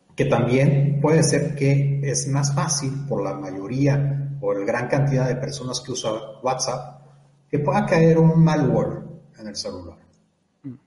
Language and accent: Spanish; Mexico